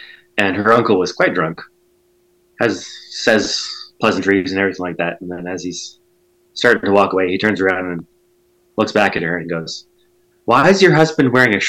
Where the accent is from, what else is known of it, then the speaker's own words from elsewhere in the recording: Ireland; I'm Irish, so Irish people also wore kilts, but they're not as brave as Scotsmen.